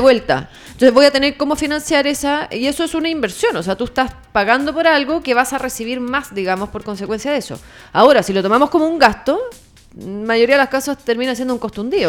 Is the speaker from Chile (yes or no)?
yes; Chile; si nuestro país sigue produciendo lo mismo